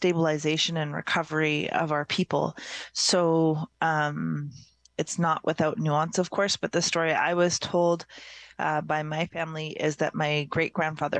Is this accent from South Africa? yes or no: no; Alert Bay, British Columbia, Canada; I was born in Alert Bay, which is a small, used to be mainly fishing village off the northeast coast of Vancouver Island on Cormorant Island